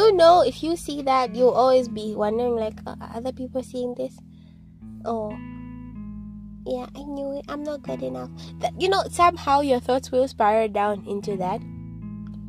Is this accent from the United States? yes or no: no; Zambia; I'm from Zambia